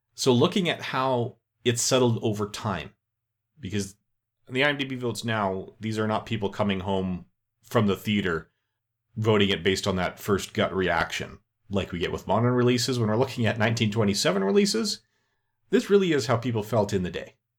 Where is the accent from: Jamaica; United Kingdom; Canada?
Canada; I'm Canadian